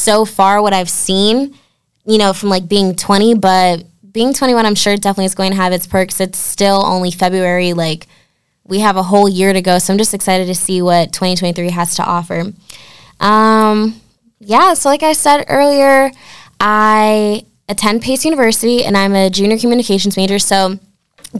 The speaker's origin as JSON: {"language": "English", "town": "Norwalk", "region": "Connecticut", "country": "United States", "said": "I'm from Norwalk, Connecticut."}